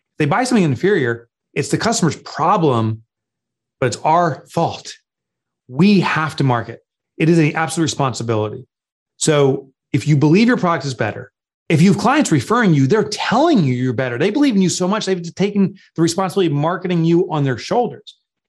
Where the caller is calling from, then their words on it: Northern New Jersey, United States; I'm calling in from Northern New Jersey, where our offices are, about 25 miles west of New York City.